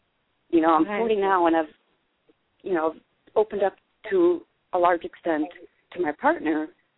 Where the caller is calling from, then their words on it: Pennsylvania, United States; from Pennsylvania.